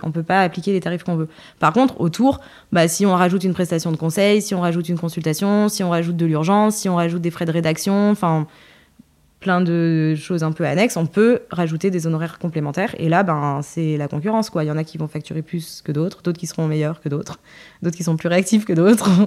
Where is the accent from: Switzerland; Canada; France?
France; Le Puy-en-Velay, Auvergne-Rhône-Alpes; also born or lived in Creil; je suis née en banlieue parisienne, à Creil, euh, et j'ai migré euh, avec mes parents très très rapidement, j'avais 5 ans, au Puy-en-Velay